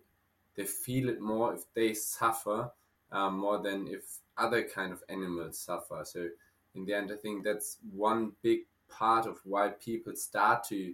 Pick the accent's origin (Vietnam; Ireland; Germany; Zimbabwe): Germany; moved away as an adult; now in United States; I'm also from Germany, actually.